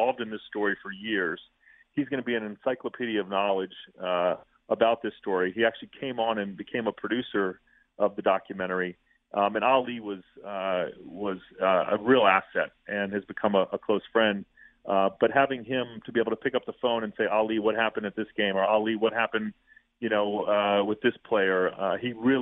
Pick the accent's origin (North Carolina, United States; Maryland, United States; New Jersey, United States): Maryland, United States; Baltimore; now in Los Angeles, United States; I was growing up in Baltimore